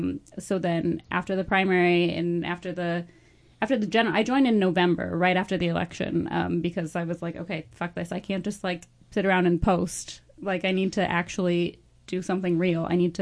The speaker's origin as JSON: {"language": "English", "town": "Delphos", "region": "Ohio", "country": "United States", "tie": "born or raised there", "said": "I grew up in Delphus, Ohio, which is a town of 7,000 in like the northwest corner."}